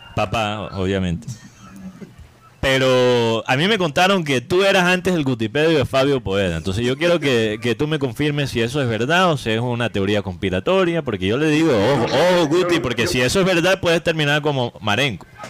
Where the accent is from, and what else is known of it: Barranquilla, Atlántico, Colombia